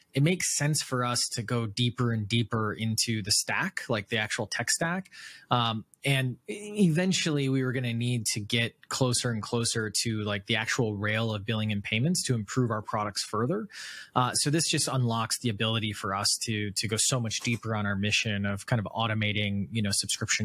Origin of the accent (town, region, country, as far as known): Wisconsin, United States; born or raised there; moved away